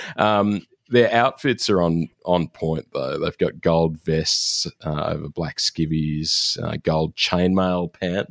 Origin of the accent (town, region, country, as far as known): Australia